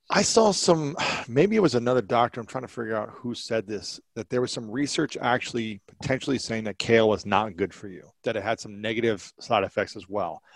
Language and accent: English; Ohio, United States; now in Los Angeles, United States; Growing up in Ohio